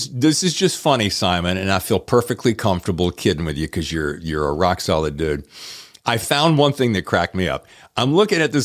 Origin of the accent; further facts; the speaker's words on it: United States; now in California, United States; my hometown roots, which is the Carolina and the Blue Ridge Parkway